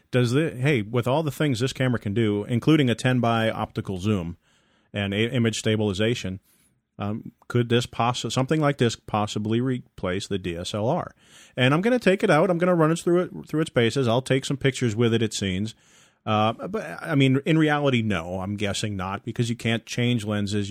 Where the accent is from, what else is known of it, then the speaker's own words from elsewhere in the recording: Massachusetts, United States; moved away; my hometown departments. uh, back in Massachusetts